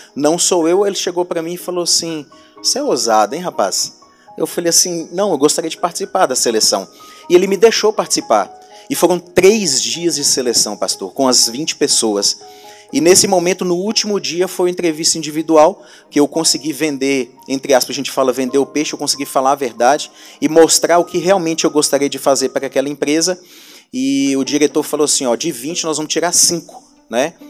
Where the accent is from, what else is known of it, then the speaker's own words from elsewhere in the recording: Montes Claros, Minas Gerais, Brazil; eu sou aqui da cidade de Montes Claros